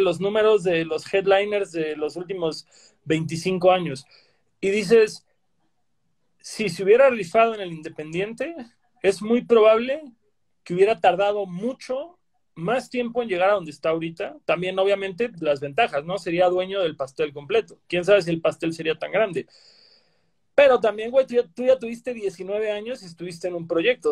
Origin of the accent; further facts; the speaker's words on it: Cancún, Quintana Roo, Mexico; yo que crecí en Cancún